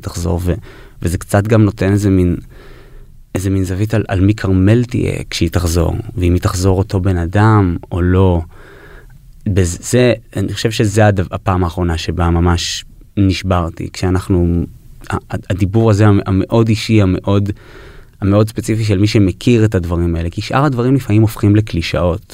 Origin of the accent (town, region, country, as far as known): New York, United States; born or raised there